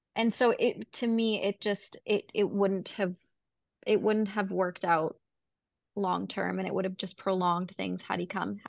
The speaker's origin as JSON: {"language": "English", "town": "Vancouver", "region": "British Columbia", "country": "Canada", "said": "was from Vancouver"}